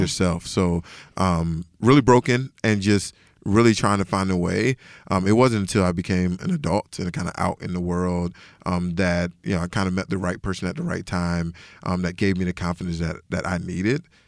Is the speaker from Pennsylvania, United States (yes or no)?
no; Decatur, Georgia, United States; I'm originally from Decatur, Georgia, so which is about ten minutes outside of Atlanta.